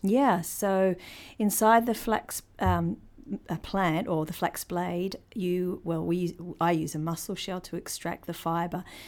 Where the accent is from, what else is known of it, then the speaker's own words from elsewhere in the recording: Christchurch, Canterbury, New Zealand; moved away; also born or lived in Te Kuiti, North Island; I was born in Christchurch, but my tribal affiliations are to the middle of the North Island